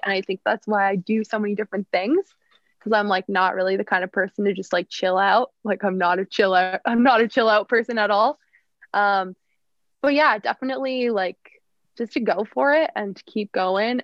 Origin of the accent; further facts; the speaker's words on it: Fernie, British Columbia, Canada; also born or lived in Whistler / Victoria; growing up in Fernie, being such a small town